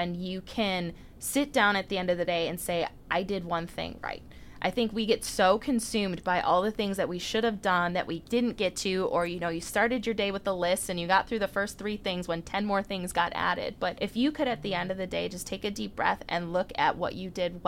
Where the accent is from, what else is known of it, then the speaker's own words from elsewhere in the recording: Mundelein, Illinois, United States; also born or lived in Chicago; the girl from Mundelein, Illinois